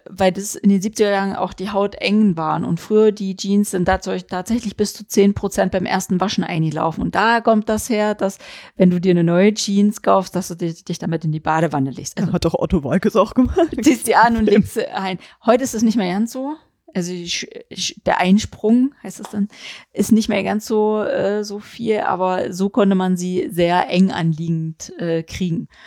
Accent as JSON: {"language": "German", "region": "East Germany", "country": "Germany", "said": "ich kann mich erinnern, ich komme ja aus der DDR und meine Schwestern"}